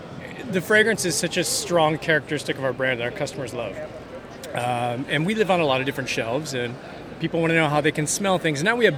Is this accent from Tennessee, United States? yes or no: no; Austin, Texas, United States; I'm from Austin